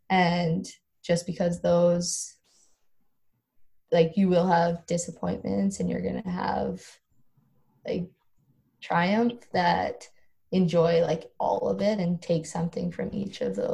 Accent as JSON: {"language": "English", "town": "Standard", "region": "Alberta", "country": "Canada", "tie": "born or raised there", "said": "not even being able to say I was from Standard, like where I grew up."}